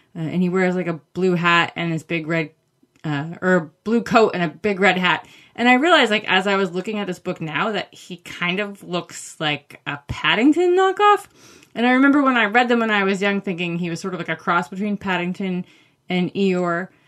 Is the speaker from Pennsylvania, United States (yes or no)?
no; Maine, United States; I grew up in Maine